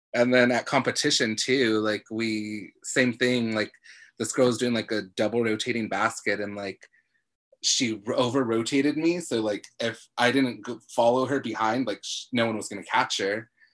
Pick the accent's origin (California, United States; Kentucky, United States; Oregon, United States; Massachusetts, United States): California, United States; National City; I'm from National City, like it's a cool place